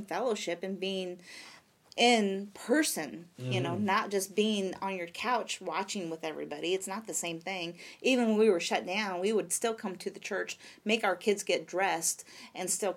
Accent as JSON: {"language": "English", "region": "Michigan", "country": "United States", "tie": "born or raised there", "moved": "yes", "lives_now": "Vandalia, United States", "said": "my home church that I grew up in Michigan"}